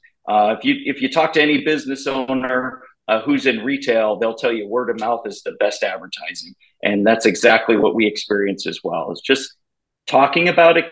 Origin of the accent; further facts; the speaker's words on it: Minnesota, United States; I grew up in Minnesota, and my parents ran a homeless shelter in Minneapolis for many, many years.